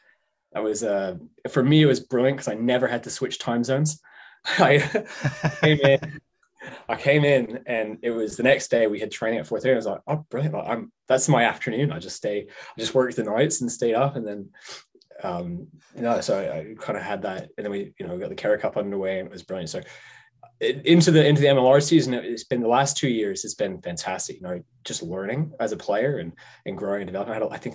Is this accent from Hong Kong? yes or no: yes; Hong Kong; now in New England, United States; I grew up in Hong Kong, so that's home for me. I've been in New England now for six, seven years now. So it's this is home base.